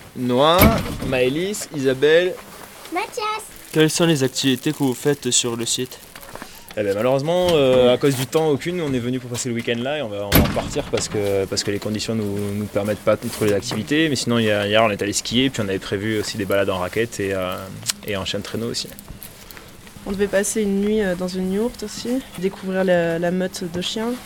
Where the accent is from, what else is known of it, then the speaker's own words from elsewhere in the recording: Bordeaux area, Nouvelle-Aquitaine, France; je viens de la région de Bordeaux